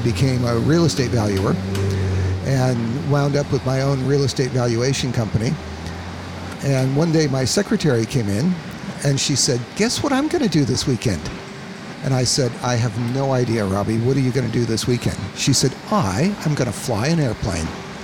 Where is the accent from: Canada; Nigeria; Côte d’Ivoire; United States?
United States; Colorado; moved away as an adult; also born or lived in California; now in Sunshine Coast, Australia; I actually grew up in Colorado. So I was born in California. My family moved to Colorado when I was about six